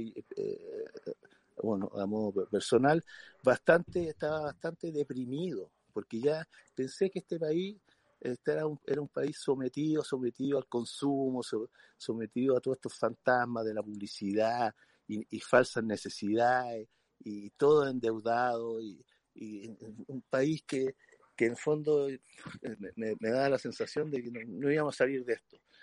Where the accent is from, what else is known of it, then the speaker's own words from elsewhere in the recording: Chile; moved away as an adult; muchos de los cineastas tuvimos que salir fuera de Chile, actores, eh, y después cuando yo volví a Chile